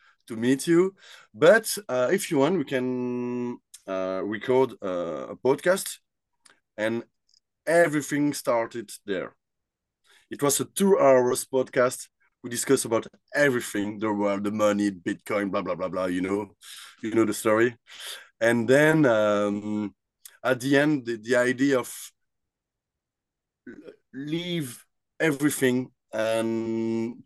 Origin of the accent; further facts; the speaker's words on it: Brussels, Brussels-Capital Region, Belgium; I grew up in Brussels